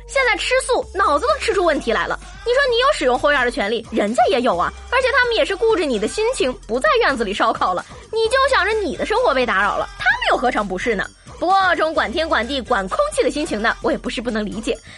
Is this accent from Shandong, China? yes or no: yes; Shandong, China; 你猜我们山东人到底会不会开挖掘机？